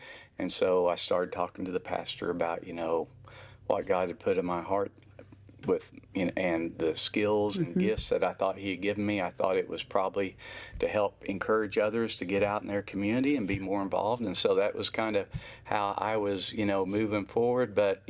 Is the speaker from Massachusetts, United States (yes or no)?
no; Stilwell, Oklahoma, United States; I grew up in Eastern Oklahoma, so kind mm-hmm. of Stillwell, Oklahoma, strawberry capital of the world is